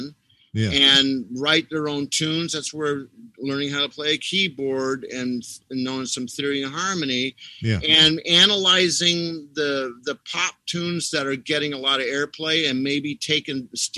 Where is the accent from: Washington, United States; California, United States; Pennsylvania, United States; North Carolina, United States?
California, United States; Los Angeles; I grew up basically in Hollywood, California